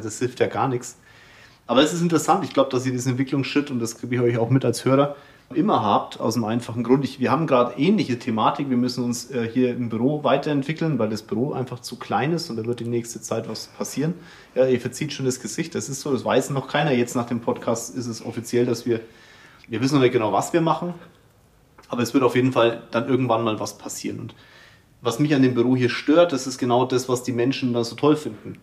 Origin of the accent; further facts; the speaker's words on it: Kulmbach, Bavaria, Germany; Ich komme ja selber aus Kulmbach